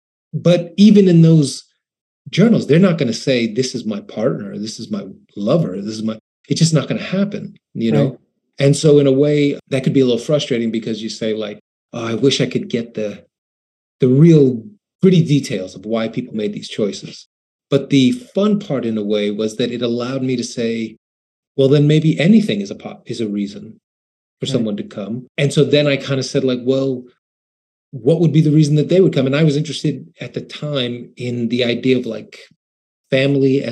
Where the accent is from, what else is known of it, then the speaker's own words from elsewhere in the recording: New York, United States; I'm just some New Yorker, some naive New Yorker